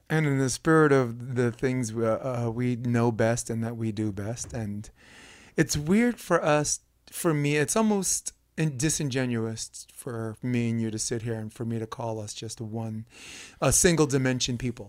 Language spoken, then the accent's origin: English; New York City, New York, United States; I'm from Brooklyn